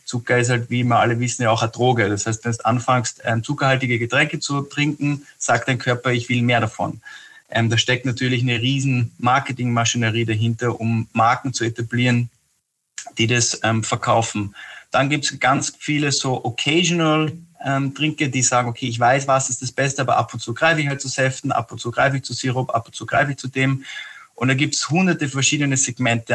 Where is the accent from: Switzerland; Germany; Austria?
Austria; also born or lived in Scotland; als Österreicher